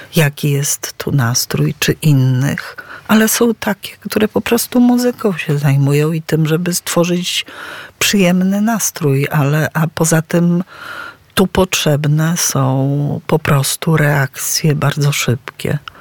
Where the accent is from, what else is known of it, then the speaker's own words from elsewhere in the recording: Tricity, Pomeranian Voivodeship, Poland; Też jestem z Trójmiasta